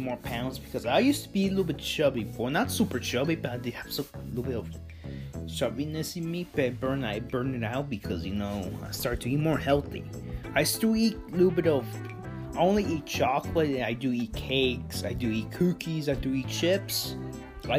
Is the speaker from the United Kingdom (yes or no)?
no; Mexico; I was born in Mexico, so I eat like Mexican candy.